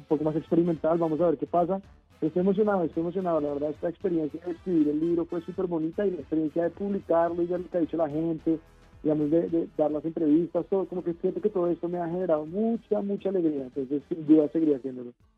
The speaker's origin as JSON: {"language": "Spanish", "country": "Colombia"}